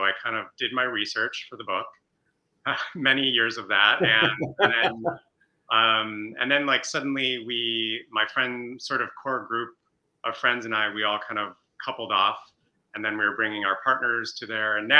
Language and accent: English; suburbs of Chicago, Illinois, United States; moved away; I'm from the Midwest. I grew up in the suburbs of Chicago, like Max